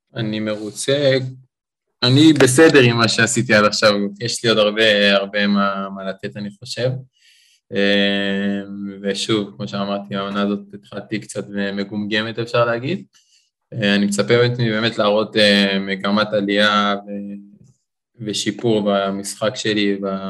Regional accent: Beersheba, Southern District, Israel; אני גדלתי, נולדתי בבאר שבע, ההורים שלי גרים שם

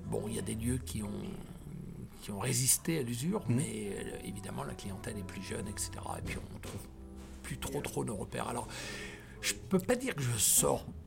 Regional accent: Tours, Centre-Val de Loire, France; born or raised there; also born or lived in Côte d'Ivoire

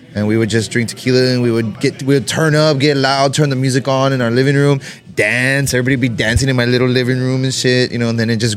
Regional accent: San Antonio, Texas, United States; I'm originally from San Antonio, too

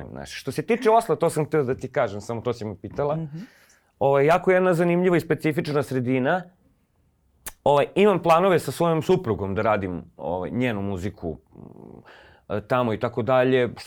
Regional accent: Belgrade, Serbia; nekako sam kao rođeni Beograđanin osjećao pripadnost, to je jedina pripadnost koju sam osjećao, gradu

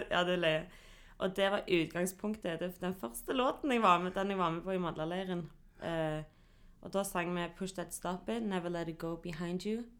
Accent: Stavanger, Rogaland, Norway; also born or lived in Hillevåg; Jeg er fra Viga, representerer Kvanneviga, elsker Kvanneviga.

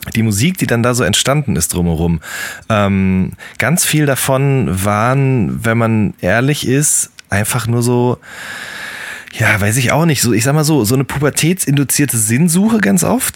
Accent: Ruhr area, North Rhine-Westphalia, Germany; Ich komme ja aus dem Pott, genau wie du auch.

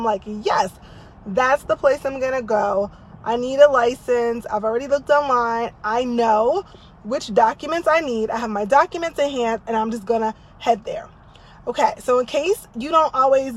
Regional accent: New Jersey, United States; now in Texas, United States; I grew up in Jersey

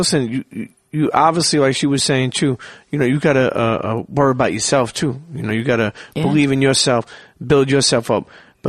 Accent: New York City, New York, United States; growing up in Brooklyn

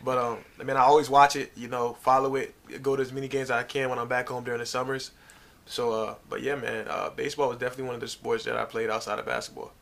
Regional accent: Norfolk, Virginia, United States; I grew up in uh, Norfolk, Virginia.

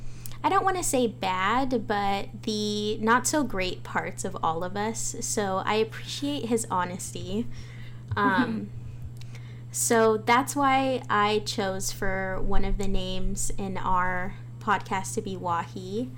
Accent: California, United States; I'm People of the Pines, Serrano, Yuhaviatam. So I'm actually broadcasting from Gabrielano territory, which is now known as Los Angeles.

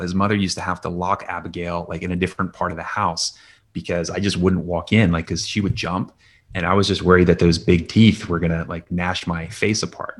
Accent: Lansdale, Pennsylvania, United States; also born or lived in California; now in Philadelphia, United States; grew up in Lansdale, went to North Penn High School out there and went to college in Philadelphia.

